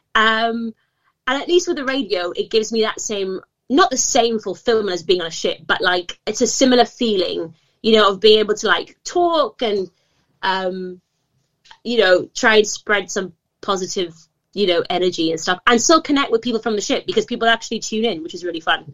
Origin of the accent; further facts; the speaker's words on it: Gibraltar; moved away as an adult; also born or lived in Manchester, United Kingdom; I'm from uh, the Rock of Gibraltar, uh, born and raised